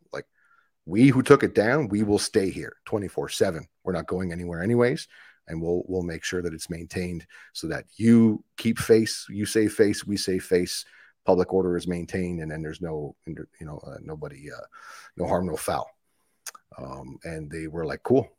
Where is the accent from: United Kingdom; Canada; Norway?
Canada; Ottawa, Ontario; I grew up in Ottawa